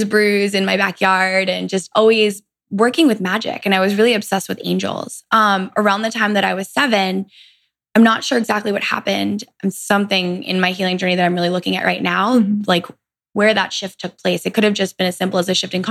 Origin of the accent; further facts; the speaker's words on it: Greenwich, Connecticut, United States; also born or lived in Virginia; I grew up on the East Coast in Greenwich, Connecticut